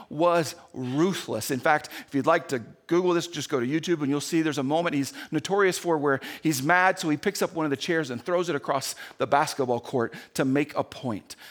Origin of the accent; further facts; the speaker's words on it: Indiana, United States; moved away; when I grew up in Indiana